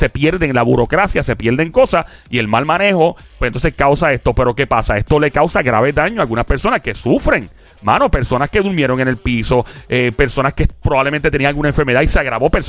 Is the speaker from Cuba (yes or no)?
no; Puerto Rico; yo soy ex diáspora puertorriqueña